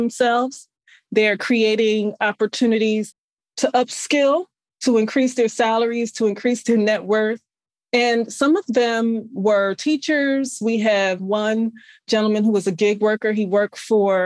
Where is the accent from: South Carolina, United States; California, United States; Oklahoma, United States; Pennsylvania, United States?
Pennsylvania, United States; Philadelphia; moved away as an adult; also born or lived in Delaware / Phoenix, Arizona; in West Philadelphia, born and raised. I was born in West Philadelphia.